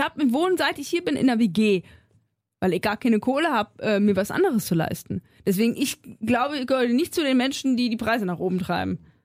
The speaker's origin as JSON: {"language": "German", "region": "Thuringia", "country": "Germany", "said": "ich komme ja auch aus Thüringen"}